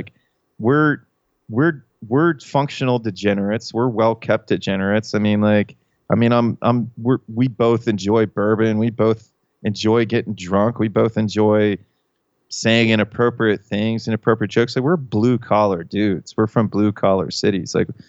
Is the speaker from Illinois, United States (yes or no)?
no; Pittsburgh, Pennsylvania, United States; I'm a different kind of hillbilly than you are, because Pittsburgh area is kind of its own thing. But we're both Appalachian.